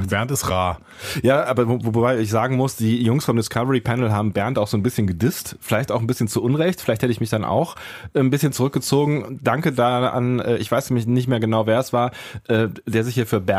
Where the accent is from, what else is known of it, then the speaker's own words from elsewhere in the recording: Rhineland, Germany; dass wir aus dem Rheinland kommen